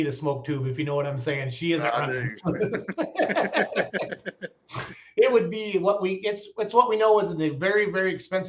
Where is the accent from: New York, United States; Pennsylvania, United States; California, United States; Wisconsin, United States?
Wisconsin, United States; I'm from Wisconsin. I'm from Wisconsin.